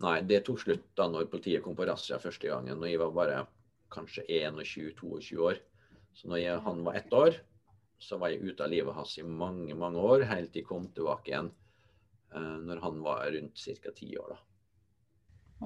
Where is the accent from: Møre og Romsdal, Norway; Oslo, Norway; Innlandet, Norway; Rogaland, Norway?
Møre og Romsdal, Norway; Molde; also born or lived in Trondheim; min hjemby